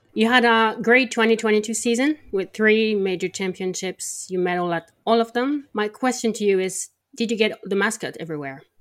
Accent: France; I'm from France and I'm a polyglot.

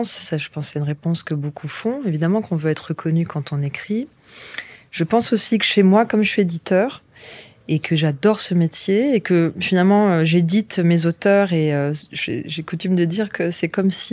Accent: France; bon, ça reste quand même notre culture en tant que Français.

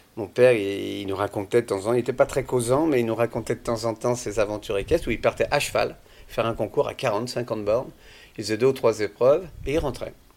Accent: Vendée, Pays de la Loire, France; moved away as an adult; Je suis parti de Vendée quand j'avais 18 ans.

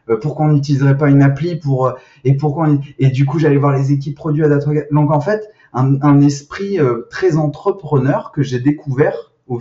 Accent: Nice, Provence-Alpes-Côte d'Azur, France; je viens de Nice

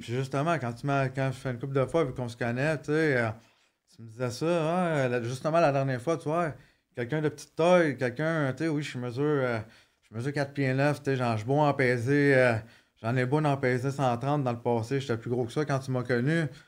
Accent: Montreal, Quebec, Canada; also born or lived in Maurice (birthplace, garbled) / Laval; je grandi à Montréal, la Chaîne-Ville-Saint-Pierre

